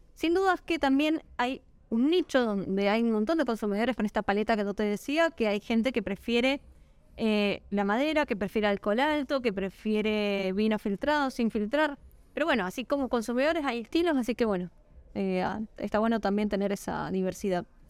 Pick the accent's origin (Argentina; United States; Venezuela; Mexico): Argentina; Mendoza; moved away as an adult; now in San Juan, Argentina; soy mendocina, hace 6 años y medio que vivo en la provincia de San Juan